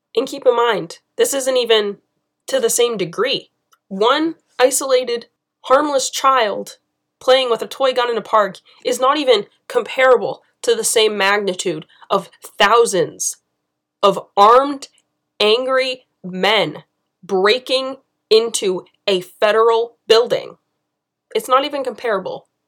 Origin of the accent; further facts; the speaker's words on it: United States; being an American